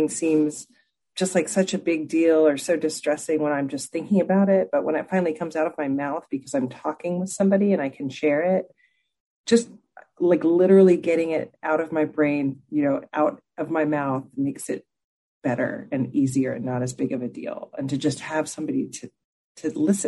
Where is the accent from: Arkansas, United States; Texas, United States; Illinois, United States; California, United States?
Texas, United States; I grew up in Texas